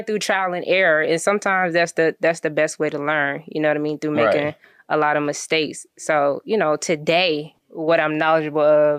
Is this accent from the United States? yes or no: yes; Columbia, South Carolina, United States; I'm from Columbia, South Carolina